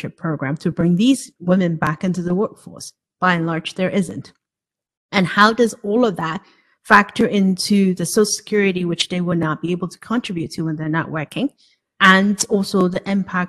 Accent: Hong Kong; now in United States; I was born and raised in Hong Kong

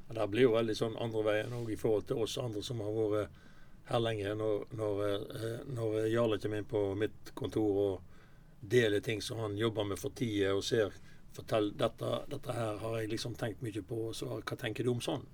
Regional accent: Osterøy, Vestland, Norway; now in Sotra, Norway; Jeg er fra Osterøy, jeg bor på Sotra nå

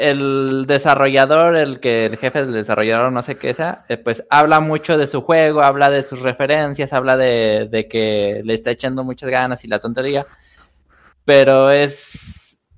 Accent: Mexico; a los que somos mexicanos y este nos gusta el desarrollo de videojuegos

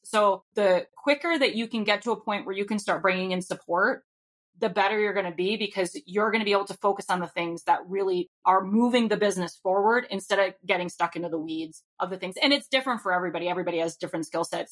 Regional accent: Rhode Island, United States; now in Minnesota, United States; I currently live in Minnesota, but I'm from Rhode Island

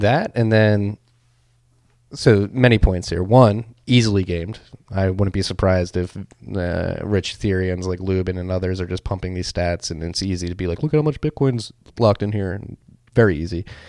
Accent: Philadelphia, Pennsylvania, United States; as a Philadelphian

